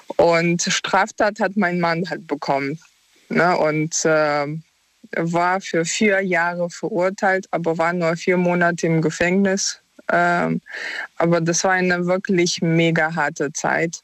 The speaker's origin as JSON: {"language": "German", "country": "Ukraine", "moved": "yes", "said": "wir sind beide aus der Ukraine"}